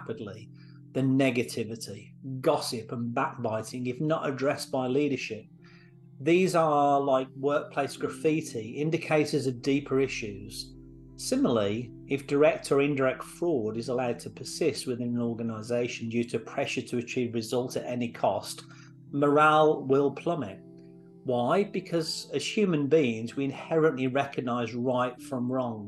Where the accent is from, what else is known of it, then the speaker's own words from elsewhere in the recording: Santa Clarita, California, United States; being a proud resident of my hometown